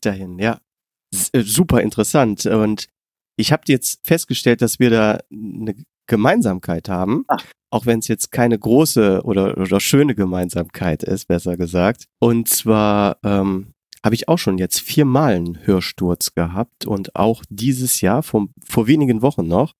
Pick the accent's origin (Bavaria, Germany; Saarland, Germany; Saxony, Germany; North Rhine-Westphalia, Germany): North Rhine-Westphalia, Germany; near Mönchengladbach; ich komme ja aus der Nähe von München-Gladbach